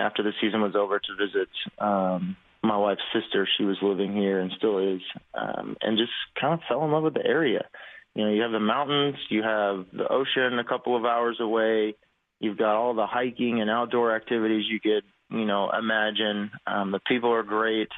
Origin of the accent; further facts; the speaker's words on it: Oklahoma, United States; growing up in Oklahoma